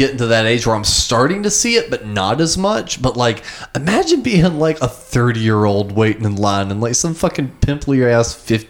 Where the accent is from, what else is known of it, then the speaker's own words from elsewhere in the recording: New Jersey, United States; We're from New Jersey.